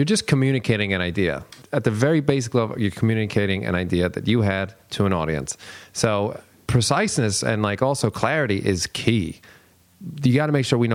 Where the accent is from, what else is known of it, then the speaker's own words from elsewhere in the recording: New York City, New York, United States; I was raised on Staten Island